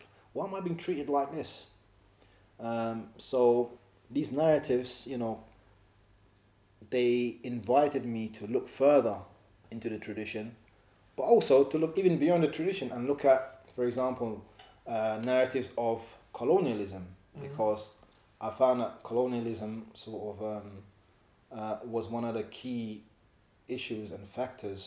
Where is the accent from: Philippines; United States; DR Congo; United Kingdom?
United Kingdom; London; moved away as an adult; now in Edinburgh, United Kingdom; me being an African Muslim growing up in Leighton, multicultural